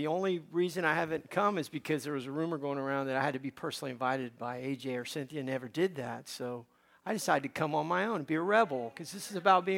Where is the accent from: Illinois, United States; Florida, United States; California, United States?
Florida, United States; Miami; also born or lived in Cuba; I grew up in Miami, Florida